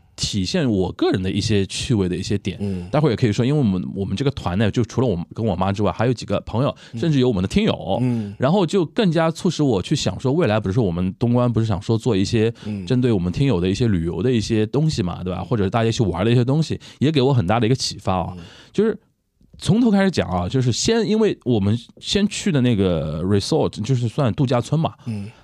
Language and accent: Chinese; China; 作为中国人，我们说作为中国人情绪是蛮复杂的